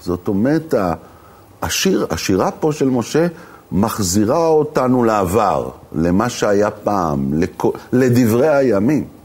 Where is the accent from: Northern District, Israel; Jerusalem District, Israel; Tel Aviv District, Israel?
Jerusalem District, Israel; Jerusalem; moved away; בתור ירושלמי לשעבר